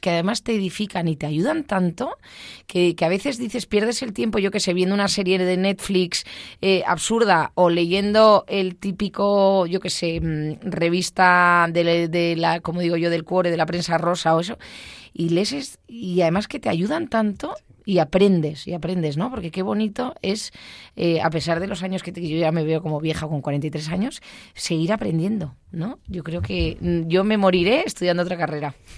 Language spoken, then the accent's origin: Spanish; Basque Country, Spain; soy vasca